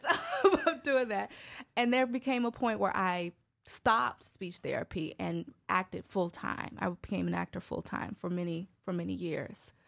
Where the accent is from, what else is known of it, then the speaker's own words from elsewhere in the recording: Chicago, Illinois, United States; moved away as an adult; now in Brooklyn, United States; was born and raised in Chicago. I actually moved here, well, moved to Brooklyn in twenty twelve